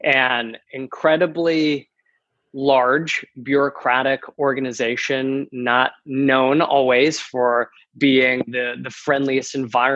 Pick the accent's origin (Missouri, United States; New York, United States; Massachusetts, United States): Massachusetts, United States; moved away as an adult; also born or lived in the South; now in San Diego, United States; I'm originally from Massachusetts, born and raised in the cold, and have been trying to get out my entire life